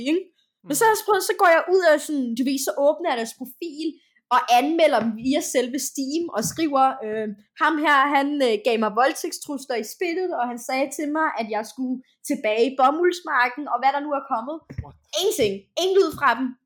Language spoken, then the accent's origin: Danish; Denmark; jeg sagde, jeg er fra Danmark, men jeg er, men jeg er rigtig asiat